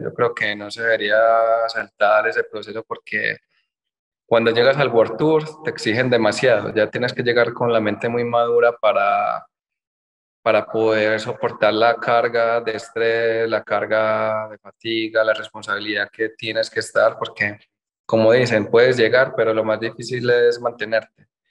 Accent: Colombia

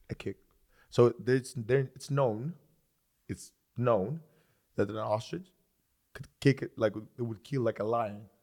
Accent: Athens, Attica, Greece; English is a second language; moved away; I grew up in Greece, so I was born and raised in Greece

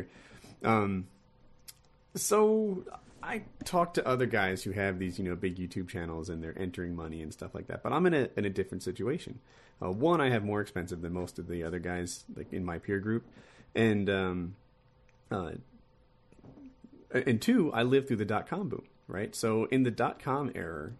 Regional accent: Ocean City, New Jersey, United States; I was raised like in Ocean City, New Jersey. It's a beach town.

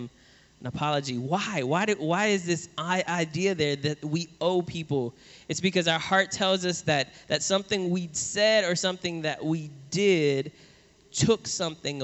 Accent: New Orleans, Louisiana, United States; I grew up in New Orleans

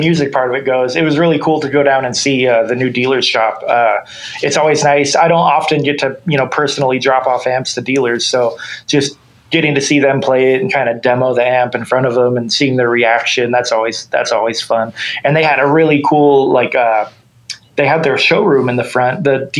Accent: Oakland, California, United States; moved away as an adult; also born or lived in Sacramento area; now in Sacramento, United States; I grew up in the Bay Area near Oakland, and I recently moved to the Sacramento area.

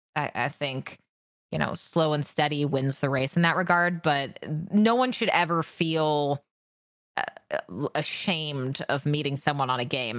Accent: Washington, United States; I grew up in Washington State

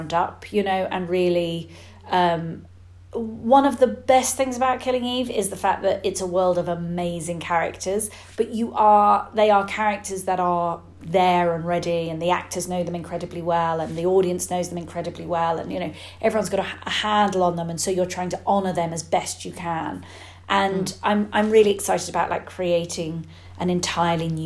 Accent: United Kingdom; being British

